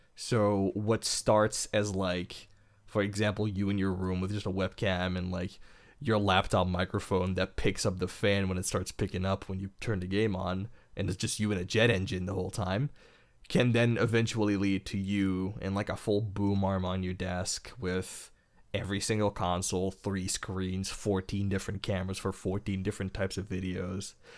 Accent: Belgium; I am from Belgium. I'm European.

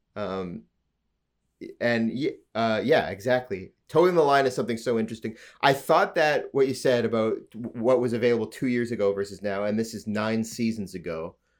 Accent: Alberta, Canada; now in Ontario, Canada; I'm from Alberta. my family's lived in Alberta a long time.

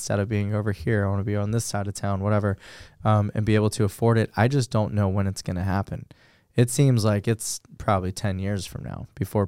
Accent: Los Angeles, California, United States; the house that I grew up in Los Angeles, we rented, and it was a little, I'm going to mess up the stats, but it was probably 1,400 square feet. And in the middle of San Fernando Valley.

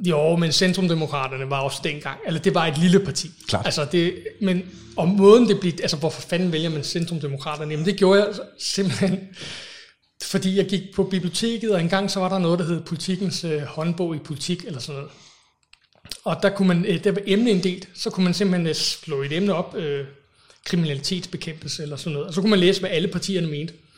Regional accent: Copenhagen, Capital Region of Denmark, Denmark; also born or lived in England; så flyttede jeg til, til Danmark, tilbage til Danmark, de danskere. Øhm, og boede så på Amager, indtil jeg blev, var 20

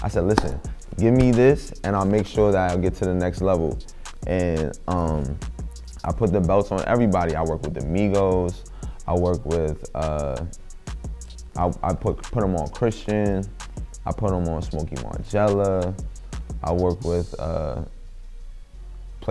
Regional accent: New York City, New York, United States; I'm from Harlem

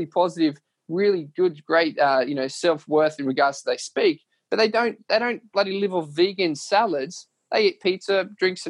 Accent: Leeton, New South Wales, Australia; moved away; going back to where it all started, my hometown. We're going to Leeton

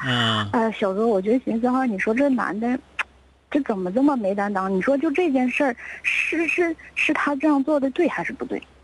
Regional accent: Jilin, China; moved away as an adult; now in Heilongjiang, China; 我是吉林人，啊，啊。然后，呃，以前是在吉林上学，然后本科、研究生都是在咱吉林上的，后来啊。工作找到黑龙江了，然后啊。在这儿成家了

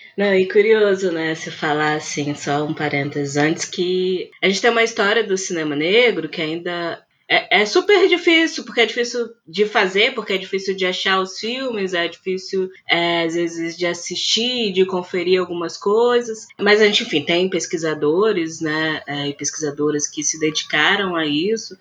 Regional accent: Vitória, Espírito Santo, Brazil; aqui em Vitória mesmo, né, no Espírito Santo, que é de onde eu sou

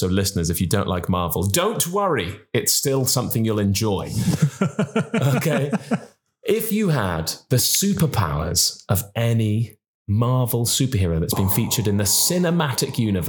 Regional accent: Cardiff, Wales, United Kingdom; I'm from Cardiff. I'm from Cardiff, for God's sake. I know I don't sound like it.

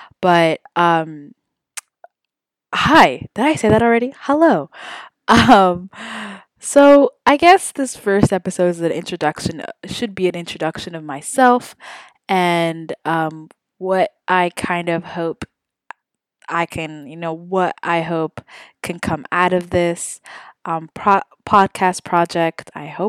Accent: Saudi Arabia; now in Houston, United States; I was born and raised in Saudi Arabia, which is crazy, and I am ethnically Somali.

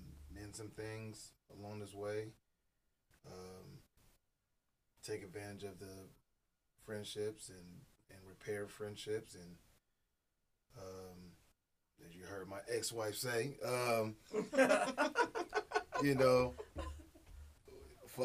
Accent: Stockton, California, United States; also born or lived in Oakland, California / Moreno Valley, California; I'm originally from California, representing Stockton. Born in Oakland, raised in Stockton. Migrated to the, we're going to call it the Moreno Valley

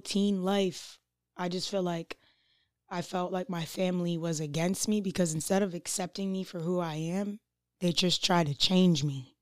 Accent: North Providence, Rhode Island, United States; also born or lived in Providence; raised in North Providence, but I was born in Providence.

